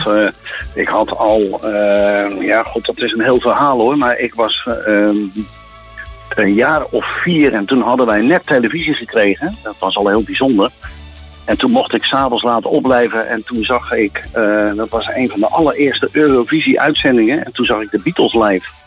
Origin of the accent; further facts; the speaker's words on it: Westland, South Holland, Netherlands; moved away; En ik kom uit het Westland. Ik moest daar uren tomaten voor plukken